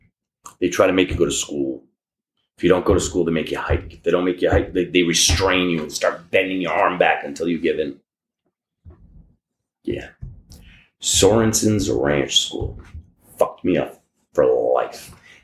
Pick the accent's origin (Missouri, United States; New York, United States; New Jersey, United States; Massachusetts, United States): New York, United States; New York City; also born or lived in Israel; I was used to New York.